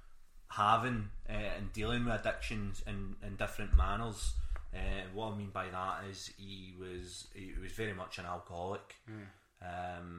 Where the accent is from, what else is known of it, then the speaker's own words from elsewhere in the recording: Glasgow, Scotland, United Kingdom; I grew up in Pollock originally, south side of Glasgow.